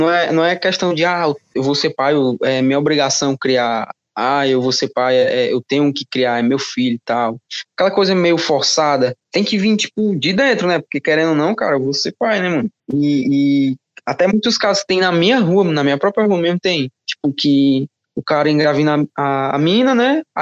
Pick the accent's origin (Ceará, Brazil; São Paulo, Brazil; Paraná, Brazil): Ceará, Brazil; Fortaleza; Boa noite … né, tu não conhece, sou aqui de, de Fortaleza, eu fui pai para 16 para 17 anos ali